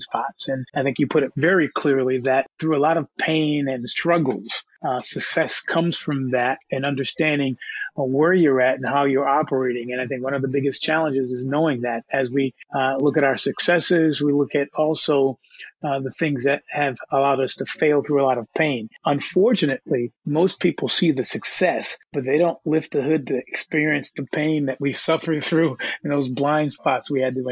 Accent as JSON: {"language": "English", "country": "United States", "said": "I am an American"}